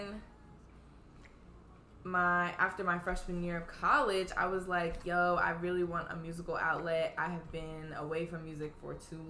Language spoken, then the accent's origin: English; Philadelphia, Pennsylvania, United States; also born or lived in New York; I am from Philly. Well, I was actually originally born in New York, but I was raised in Philly